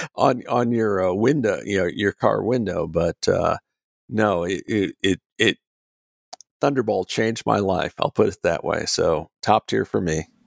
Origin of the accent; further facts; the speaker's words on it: United States; I'm an American